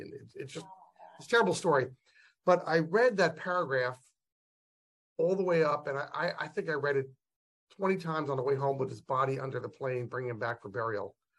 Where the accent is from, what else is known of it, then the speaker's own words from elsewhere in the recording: United States; We as American parents